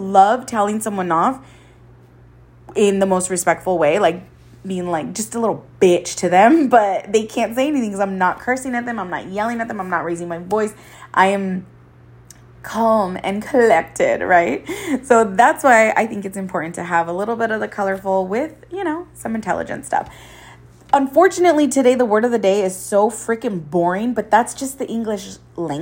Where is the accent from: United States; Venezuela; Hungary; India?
United States; Coachella Valley, California; there's so much to do in the valley